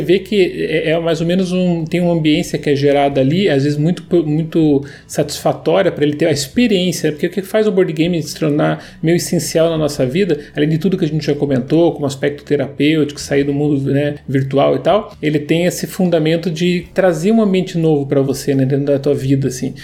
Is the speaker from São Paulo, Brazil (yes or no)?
no; Curitiba, Paraná, Brazil; Eu sou curitibano, né? Eu sei da, do que a gente vive aqui